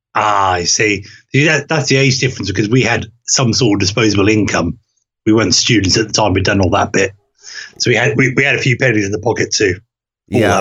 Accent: Norway; moved away; where I um, grew up as a child, before I moved away from Norway and moved back

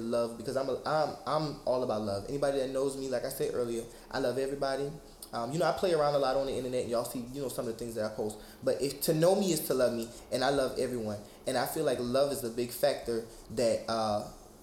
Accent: Charleston, South Carolina, United States; I'm from Charleston, South Carolina.

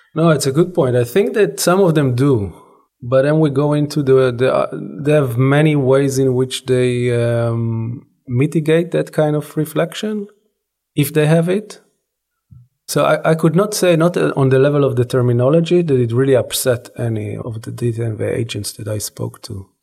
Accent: Israel; growing up in Israel, I was born and raised in Israel.

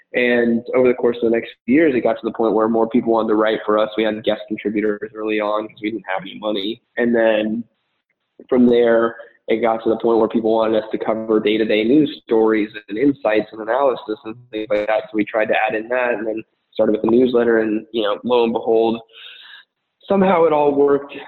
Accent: Arizona, United States; moved away as an adult; also born or lived in Miami; I was born and raised in Arizona

